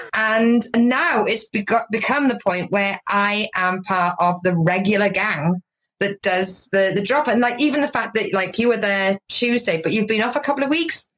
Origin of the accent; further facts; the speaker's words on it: Wales, United Kingdom; now in Devon, United Kingdom; Originally, I'm from Wales, but I okay. live in Devon in England.